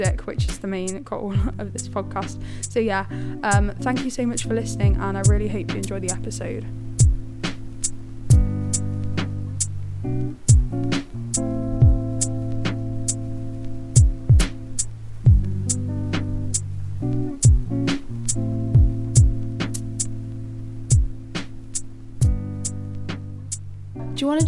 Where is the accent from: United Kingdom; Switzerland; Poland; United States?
United Kingdom; Nottingham, East Midlands; I'm from Nottingham